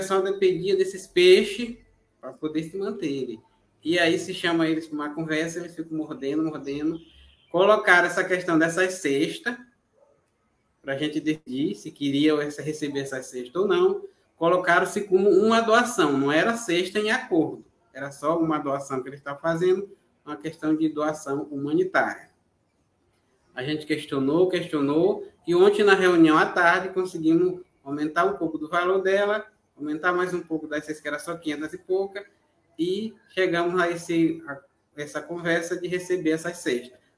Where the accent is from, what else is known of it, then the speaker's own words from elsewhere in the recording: Brazil; Eu sou do Quilombo Santa Helena, território Mongibelo.